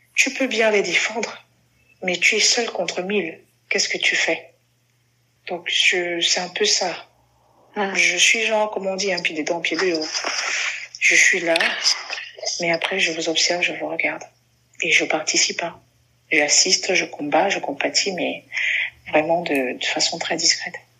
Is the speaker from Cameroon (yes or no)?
yes; Cameroon; je suis camerounaise